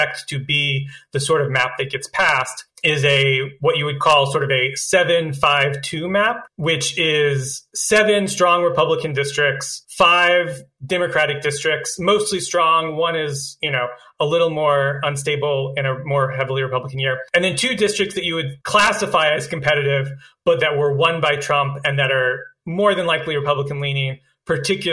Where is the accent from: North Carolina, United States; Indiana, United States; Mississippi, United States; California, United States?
North Carolina, United States; moved away; I'm from North Carolina originally